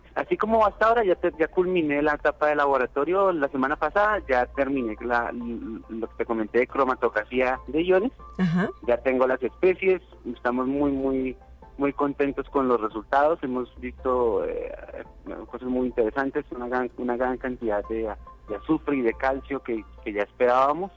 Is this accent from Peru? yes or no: no; Colombia; moved away as an adult; now in San Luis Potosí, Mexico; yo soy colombiano y mi universidad en Colombia me envió a hacer un intercambio